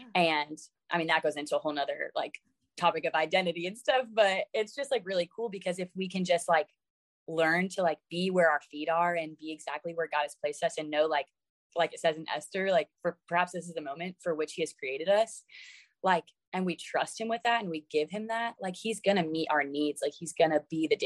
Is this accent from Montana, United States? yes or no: no; Florida, United States; moved away as an adult; now in Virginia, United States; I moved all the way from my hometown in Florida to Virginia